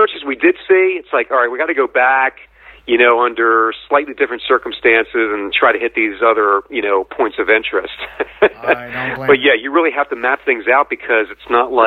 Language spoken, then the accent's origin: English; New Jersey, United States; being from New Jersey